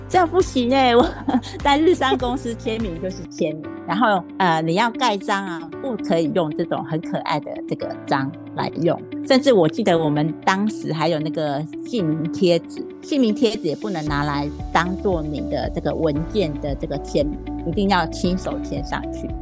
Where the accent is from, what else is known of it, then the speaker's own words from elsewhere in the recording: Taiwan; 我们台湾人真的就是男女平等啊